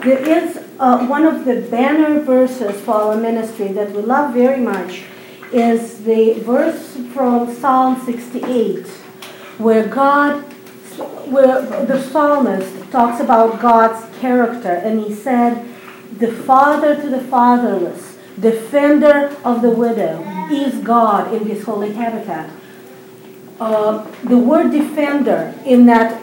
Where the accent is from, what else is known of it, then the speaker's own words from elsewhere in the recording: Saint Petersburg, Russia; now in Israel; I was born in Russia, in St. Petersburg, Russia. I made Aliyah, which is a word used for the Jewish people going back to the land of Israel, 16 years ago.